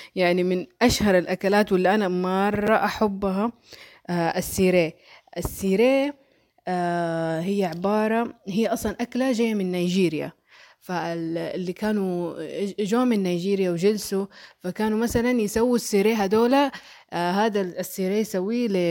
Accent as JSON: {"language": "Arabic", "town": "Mecca", "region": "Makkah Province", "country": "Saudi Arabia", "tie": "born or raised there", "accent": "Hejazi", "said": "أنا آه أصلي من مكة ونشأت في مكة ولكني لم أولد في مكة"}